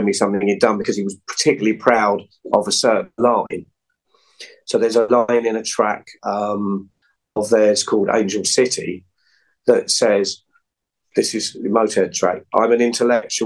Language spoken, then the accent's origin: English; England, United Kingdom; I'm English